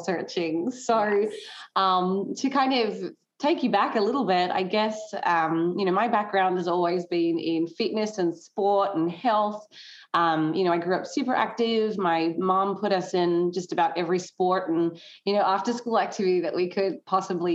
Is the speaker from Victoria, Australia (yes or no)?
no; Tasmania, Australia; moved away as an adult; also born or lived in mainland Australia; now in United States; I grew up in Tasmania, which is I guess one of the states of Australia.